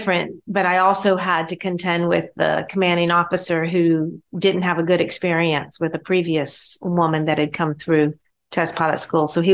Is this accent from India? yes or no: no; Augusta, Georgia, United States; I grew up in Augusta, Georgia